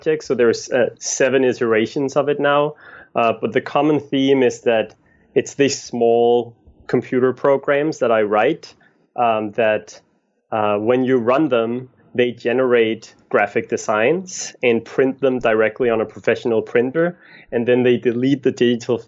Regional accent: a little north of Copenhagen, Capital Region of Denmark, Denmark; moved away as an adult; now in New York, United States; I'm from Copenhagen, Denmark, a little north of Copenhagen, Denmark, and moved to New York in 2009

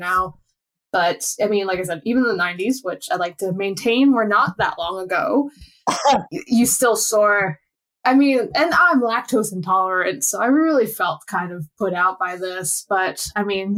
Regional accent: United States; moved away; the American on this podcast

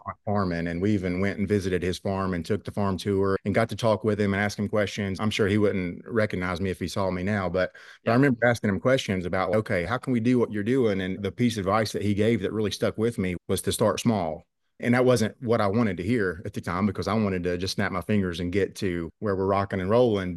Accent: Rich Valley, Virginia, United States; I grew up here in Rich Valley. Our farm's located in Southwest Virginia

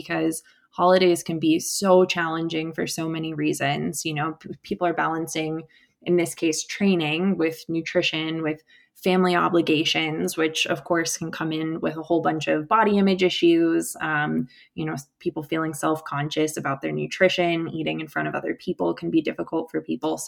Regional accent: Virginia, United States; moved away; also born or lived in Colorado; I grew up in the Appalachians in a hiking family

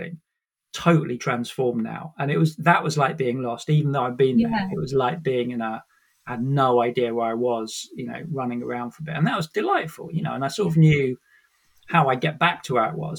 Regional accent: Sussex, South East England, United Kingdom; moved away as an adult; also born or lived in Brighton; now in London, United Kingdom; I was born in Sussex in the countryside, grew up in the countryside

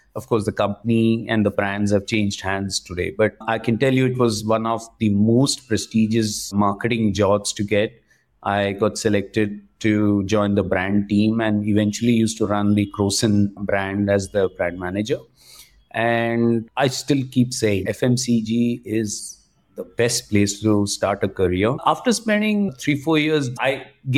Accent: Vadodara, Gujarat, India; moved away; also born or lived in Tiruchirappalli, Tamil Nadu / Mumbai; I grew all my life up in Baroda in Gujarat

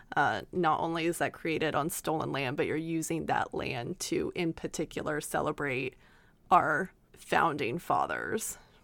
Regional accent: Oklahoma, United States; we are from Oklahoma

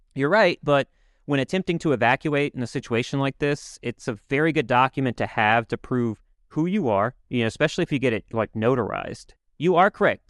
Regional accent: United States; as an American

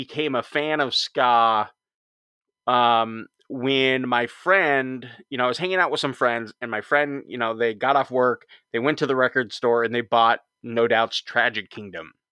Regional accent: Huntington Beach, California, United States; And I grew up in Huntington Beach, Orange County area.

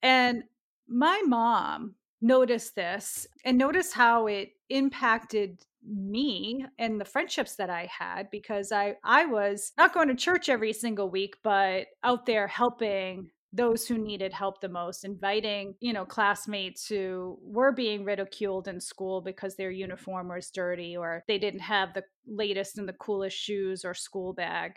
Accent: Lowell, Massachusetts, United States; I grew up in Lowell, a very diverse working class city in the northeastern part of Massachusetts.

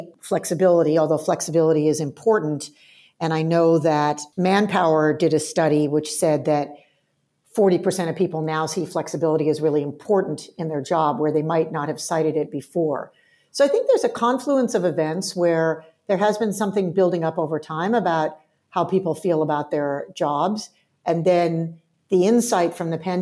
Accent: near Stanford University, California, United States; moved away as an adult; now in Australia; I did grow up in the US, and I grew up near Stanford University

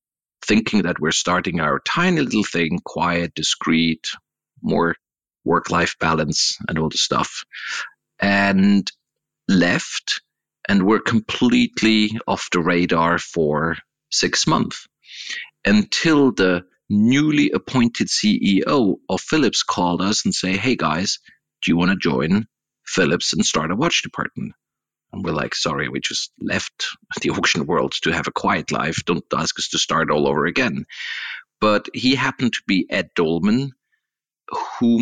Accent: Swiss-German part of Switzerland, German-speaking Switzerland, Switzerland; I'm coming from the Swiss-German part of Switzerland, not French, not Italian speaking

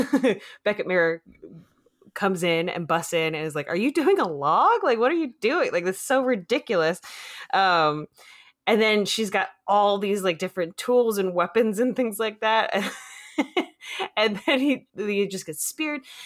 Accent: Phoenix, Arizona, United States; now in Los Angeles, United States; I was from Phoenix, uh, uh, South Phoenix

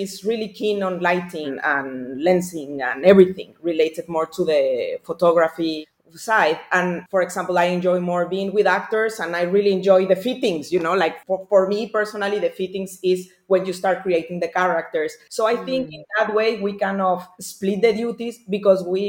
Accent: Mexico; being raised as a Mexican

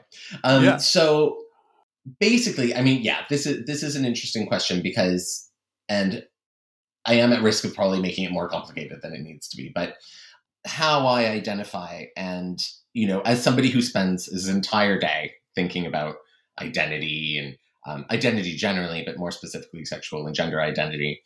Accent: Canada; moved away as an adult; also born or lived in East Asia / Middle East; I'm originally from Canada, but I spent many years living and traveling in East Asia, and then many years living and traveling in the Middle East

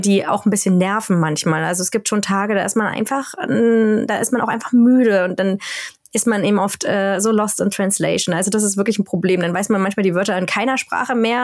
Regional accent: Berlin, Germany; first language German; moved away as an adult; now in Sápmi, Sweden; Berlin, wo ich herkomme

